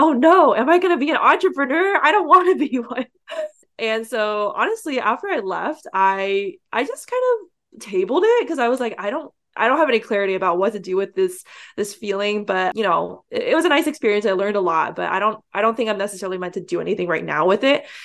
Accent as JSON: {"language": "English", "area": "San Francisco Bay Area", "region": "California", "country": "United States", "tie": "born or raised there", "said": "I grew up here in the San Francisco Bay Area, which is the heart of the Silicon Valley."}